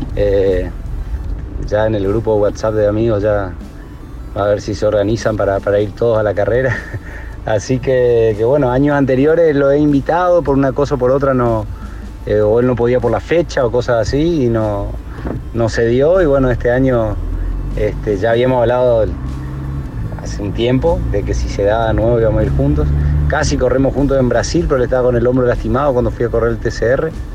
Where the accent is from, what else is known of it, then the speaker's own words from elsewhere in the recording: Oberá, Misiones, Argentina; con Rafa nos conocemos desde, desde chiquitos. Fuimos, fuimos al colegio juntos, toda la secundaria juntos, corrimos juntos siempre en karting, en fórmula. Eh, bueno, somos los dos de Oberá